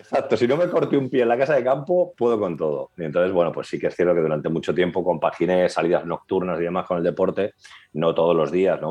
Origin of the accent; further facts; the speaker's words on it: Madrid, Community of Madrid, Spain; moved away; also born or lived in Catalonia; Cuando llegamos a Cataluña, los de Madrid